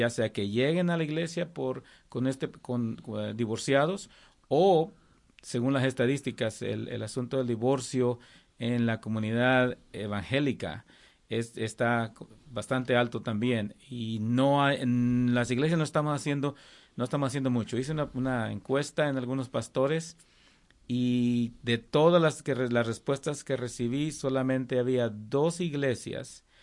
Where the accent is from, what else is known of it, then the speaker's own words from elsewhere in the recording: Coahuila, Mexico; now in Texarkana, United States; De México, de Coahuila.